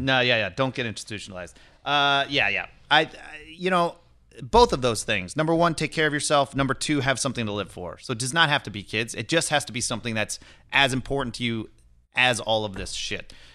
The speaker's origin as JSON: {"language": "English", "town": "Lodi", "region": "California", "country": "United States", "tie": "born or raised there", "also_born_or_lived": "Kenya / Cincinnati", "said": "I grew up in Northern California, in this, like, um, shitty little farming area in Central California"}